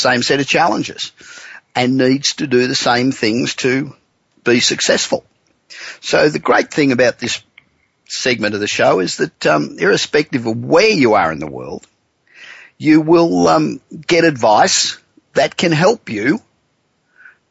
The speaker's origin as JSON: {"language": "English", "town": "Los Angeles", "region": "California", "country": "United States", "tie": "born or raised there", "said": "We're coming to you this week from my hometown of Los Angeles."}